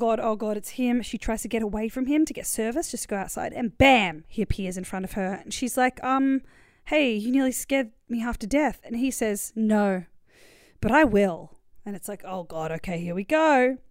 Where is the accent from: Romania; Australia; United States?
Australia; we were raised in Australia